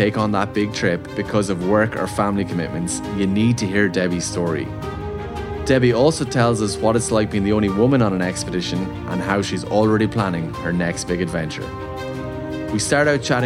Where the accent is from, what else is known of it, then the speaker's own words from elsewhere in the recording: Tipperary, Ireland; I'm from Tipperary, but like, still the Midlands